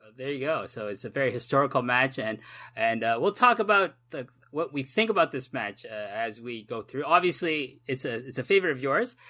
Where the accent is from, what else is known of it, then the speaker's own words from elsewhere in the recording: Toronto, Ontario, Canada; moved away as an adult; now in Japan; I live in Japan. I've lived here for a long time, but in my heart, my heart of hearts, I am still that kid that grew up in Toronto